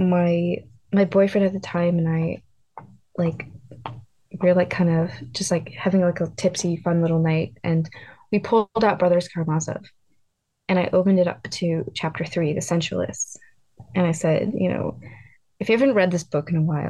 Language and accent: English; East Coast, United States; I grew up on the East Coast